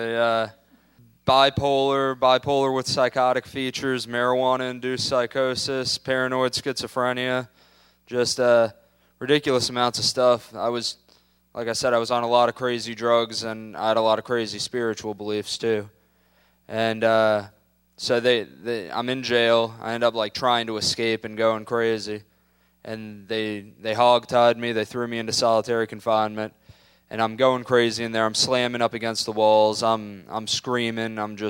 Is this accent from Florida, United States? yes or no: yes; Tampa, Florida, United States